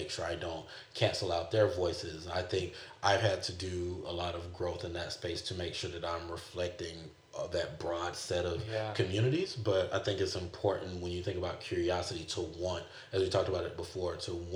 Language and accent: English; the South, United States; now in California, United States; my context growing up in the South.